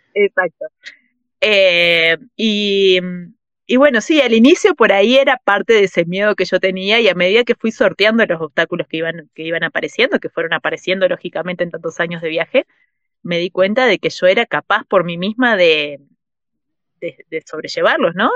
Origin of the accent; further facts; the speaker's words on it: Uruguay; moved away as an adult; also born or lived in Mexico; fuera de Uruguay, que en Uruguay es que tengo mi familia, los amigos de toda la vida, es como el lugar donde crecí